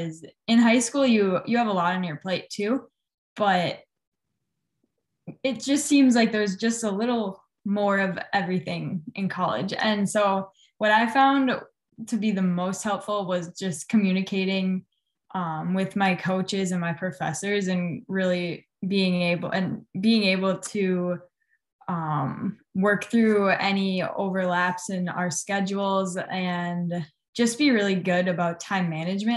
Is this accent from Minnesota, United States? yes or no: yes; Edina, Minnesota, United States; I grew up in Edina, Minnesota, and I went to Edina High School